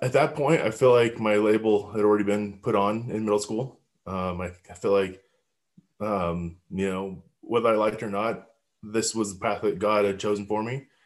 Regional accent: Highlands Ranch, Colorado, United States; I grew up in Highland Ranch, Colorado.

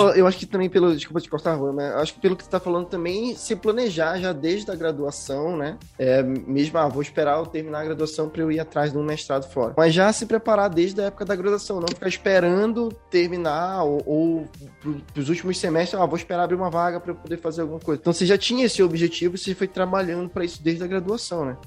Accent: Belém, Pará, Brazil; now in Curitiba, Brazil; eu nasci em Belém do Pará, mas eu moro hoje em Curitiba

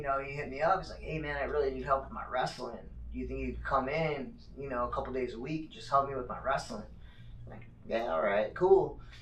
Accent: Phoenix, Arizona, United States; also born or lived in Northern Colorado; 59th Avenue and Camelback is kind of where I grew up, and um, shoot, my dad still lives there

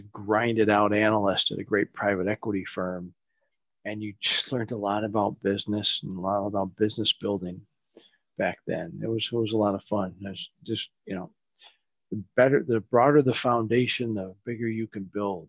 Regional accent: Michigan, United States; moved away as an adult; now in California, United States; I grew up in Michigan, uh, Midwest boy

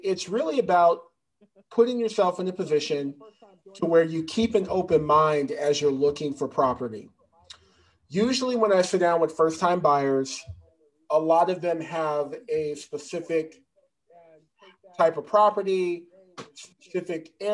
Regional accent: Santa Ana, California, United States; I grew up in Santa Ana, which is like on the border, you know, of Garden Grove.

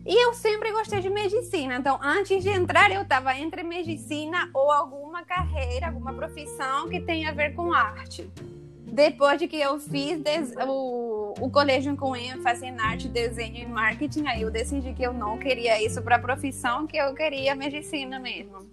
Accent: Paraguay; Portuguese is a second language; moved away as an adult; now in Rio de Janeiro, Brazil; eu sou do Paraguai, vim para aqui, para o Rio, para fazer a residência.

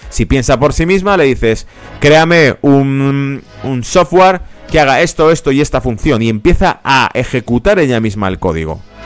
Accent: Madrid, Community of Madrid, Spain; yo soy de origen de España, de Madrid. En Madrid teníamos

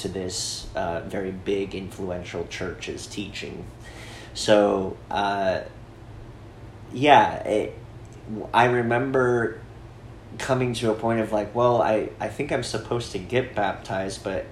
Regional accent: Sandpoint, Idaho, United States; growing up in Sandpoint was the shadow cast by the biggest church in town

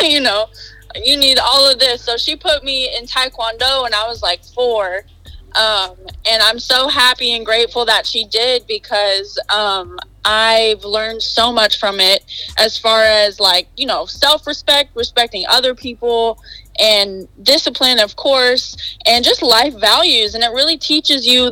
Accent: Los Angeles, California, United States; also born or lived in Las Vegas, Nevada; Born in Vegas and raised in LA, California.

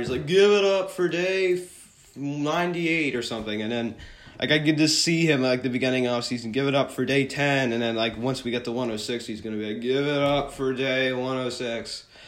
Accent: Philadelphia, Pennsylvania, United States; I'm from Philly

